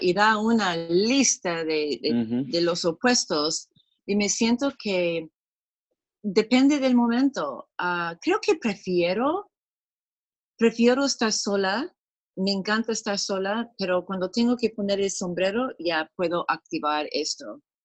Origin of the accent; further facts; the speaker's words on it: San Diego, California, United States; Spanish is a second language; moved away as an adult; now in Lima, Peru; yo también soy de San Diego originalmente pero hemos mudado a Perú 36 años más o menos